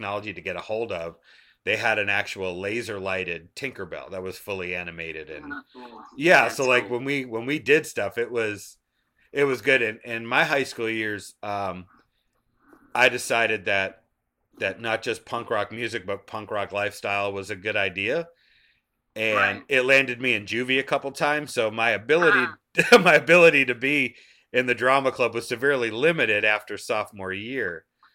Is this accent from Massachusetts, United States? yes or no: yes; Taunton, Massachusetts, United States; now in Georgia, United States; I'm in Georgia now, but I grew up in Massachusetts. And in Taunton, Massachusetts